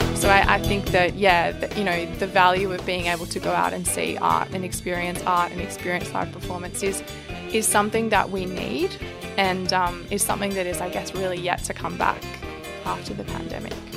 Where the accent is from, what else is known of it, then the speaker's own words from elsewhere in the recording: Sydney, New South Wales, Australia; I grew up in Sydney